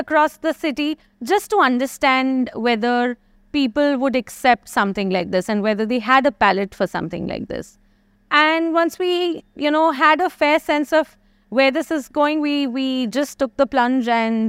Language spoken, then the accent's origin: English; Jammu and Kashmir, India; moved away as an adult; now in Bangalore, India; So I was born and brought up in Kashmir. I did my computer science engineering. And post that, I moved to Bangalore in 2018 when I got married.